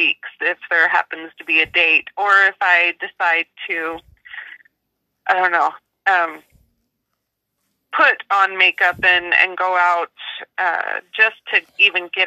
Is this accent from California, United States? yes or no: no; Alaska, United States; moved away as an adult; also born or lived in Canada / Utah; now in northern Utah, United States; Canadian born, Alaskan raised.